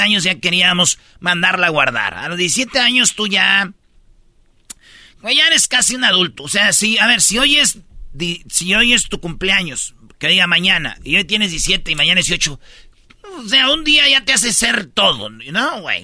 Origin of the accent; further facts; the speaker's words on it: Michoacán, Mexico; mi maestra, güey, de quinto grado, allá en, en Michoacán, en mi pueblo